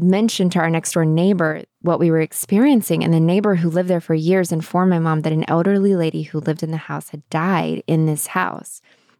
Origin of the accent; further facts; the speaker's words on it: the South, United States; when I grew up in the Southern Baptist South.